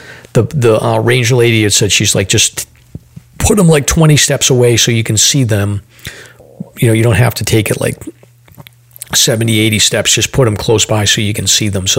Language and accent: English; Massachusetts, United States; we're from Massachusetts